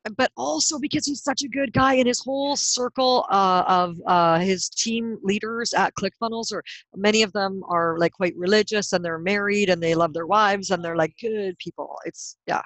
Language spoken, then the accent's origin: English; White Rock, British Columbia, Canada; I'm from originally from a little tiny seaside town called White Rock, British Columbia, Canada